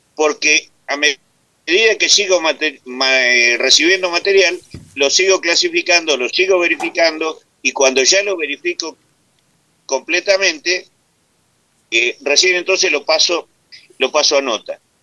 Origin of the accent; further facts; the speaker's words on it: Argentina; soy vasco nacido en Argentina